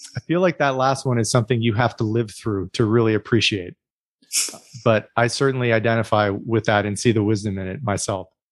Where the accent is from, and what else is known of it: United States